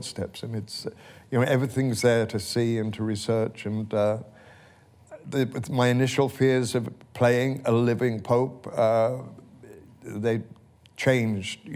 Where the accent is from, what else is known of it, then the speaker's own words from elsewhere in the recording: Wales, United Kingdom; I was raised in the Presbyterian church in Wales